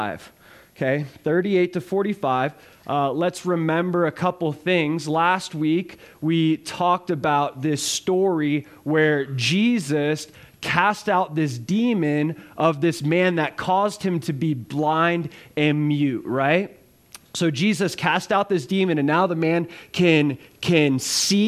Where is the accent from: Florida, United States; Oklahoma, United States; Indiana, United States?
Florida, United States; South; now in Running Springs, United States; I'm from South Florida